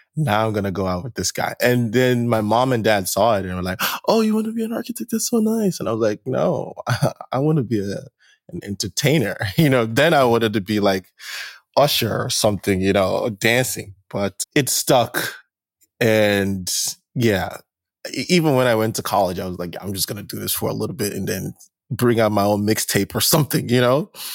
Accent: Nigeria; moved away as an adult; also born or lived in New Jersey; I'm originally from Nigeria, first generation Nigeria, born here, spent most of my life in Nigeria until I moved out here for grad school

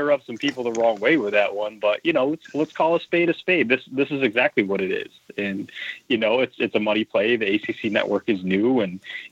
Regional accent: Syracuse area, New York, United States; now in New York City, United States; very, very proudly from the area. I love Syracuse

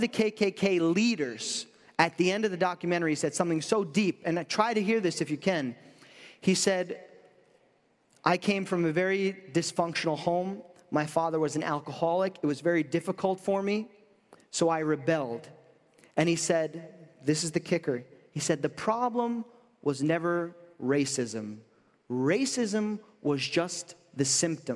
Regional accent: New York, United States; I'm from New York

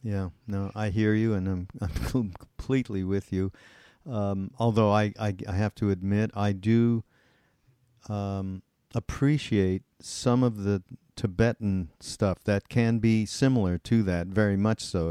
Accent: Montreal, Quebec, Canada; I'm from Montreal, and we actually grew up in the same area of Montreal called Westmount

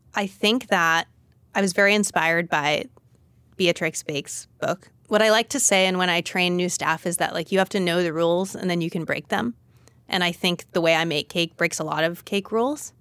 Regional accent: Los Angeles, California, United States; moved away as an adult; also born or lived in Berkeley / San Francisco; I'm from Los Angeles, and I'd been wanting to go back.

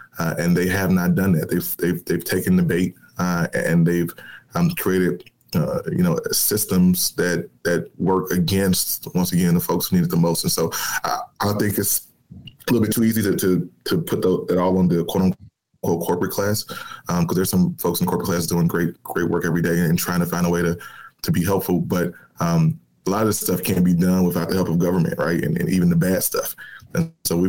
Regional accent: Chicago, Illinois, United States; I'm a kid from Chicago, born and raised in the city, public school kid

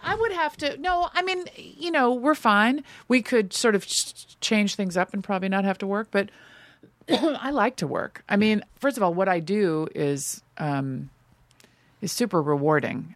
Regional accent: Los Angeles, California, United States; born or raised there; also born or lived in New York

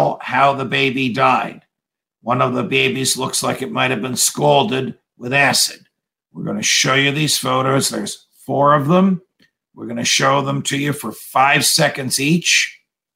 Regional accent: New Jersey, United States; in my home state of New Jersey, where I am now

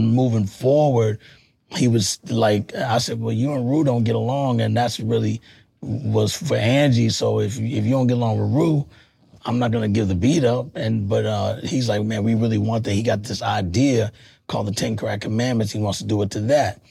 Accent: Texas, United States; now in New York, United States; I'm from Texas originally

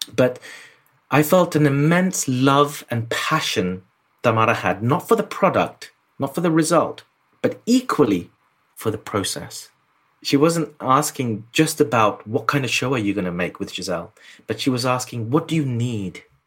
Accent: London, United Kingdom; I was born in London, but they just lived through a war. It was called East Pakistan, and then it was the war happened, and then it formed Bangladesh in '71. I was born in '74. So I grew up South London

